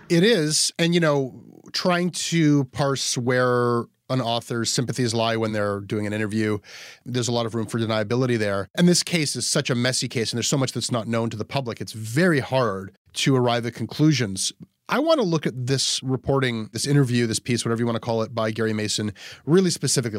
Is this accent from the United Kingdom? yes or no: no; Canada; I'm a Canadian who's known to some Americans in the media